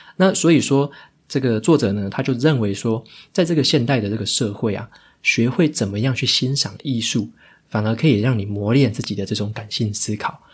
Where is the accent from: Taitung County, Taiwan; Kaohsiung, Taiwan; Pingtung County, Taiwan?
Taitung County, Taiwan; Taitung; 我在这个台东出生嘛，所以说在我们乡下那边